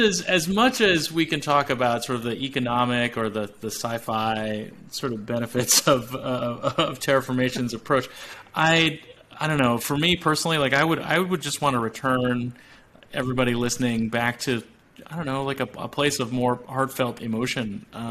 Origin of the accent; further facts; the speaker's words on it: California, United States; And like growing up in Silicon Valley, I think it's a tempting answer to say like, yeah, you should learn to code or learn to design things, right?